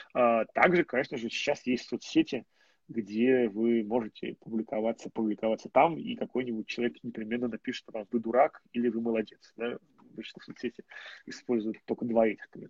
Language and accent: Russian; Moscow, Russia; я москвич